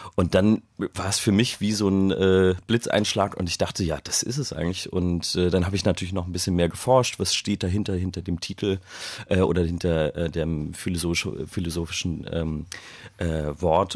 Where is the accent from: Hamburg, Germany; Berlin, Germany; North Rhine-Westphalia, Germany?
Hamburg, Germany; ich den in Hamburg geschrieben habe, in meiner Heimatstadt